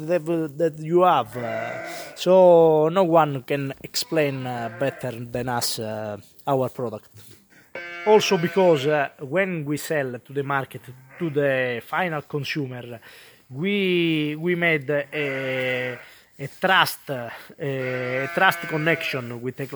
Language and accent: English; Calabria, Italy; moved away as an adult; now in Florence, Italy; I'm from Calabria, I moved here in Florence in 2017.